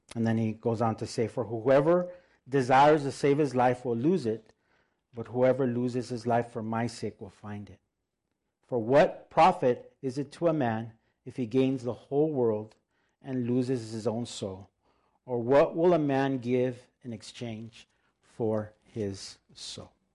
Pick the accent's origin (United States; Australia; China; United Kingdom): United States; El Monte, California; first language Spanish; English is a second language; if we're from El Monte